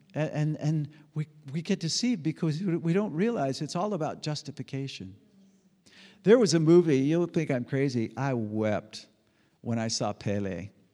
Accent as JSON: {"language": "English", "country": "United States", "said": "I'm an American. I'm a red blooded American"}